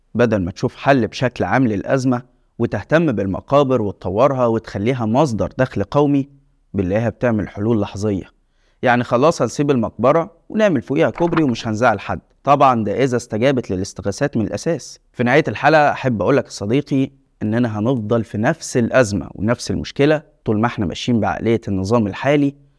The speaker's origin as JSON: {"language": "Arabic", "country": "Egypt", "said": "التجربة اللي عشناها كمصريين"}